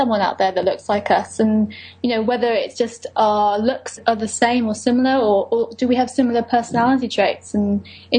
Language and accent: English; United Kingdom; I'm British Lebanese